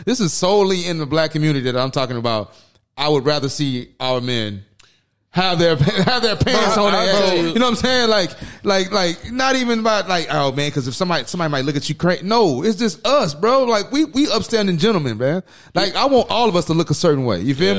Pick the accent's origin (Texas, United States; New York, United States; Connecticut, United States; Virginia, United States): Texas, United States; Acres Home; Acres Home.